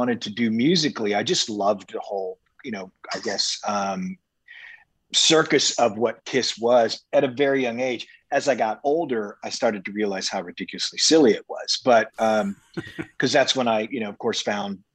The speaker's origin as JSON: {"language": "English", "town": "San Antonio", "region": "Texas", "country": "United States", "tie": "born or raised there", "also_born_or_lived": "Seattle", "moved": "yes", "said": "I grew up in San Antonio before I moved to Seattle"}